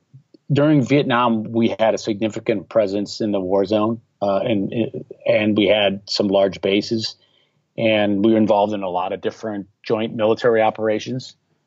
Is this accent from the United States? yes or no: yes; Milwaukee, Wisconsin, United States; No, I was living in Milwaukee, Wisconsin. That's my hometown.